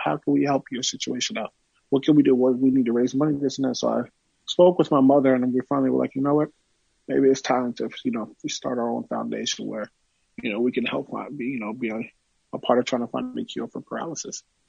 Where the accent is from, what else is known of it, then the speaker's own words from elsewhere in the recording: Woodbridge, New Jersey, United States; my hometown of Woodbridge, New Jersey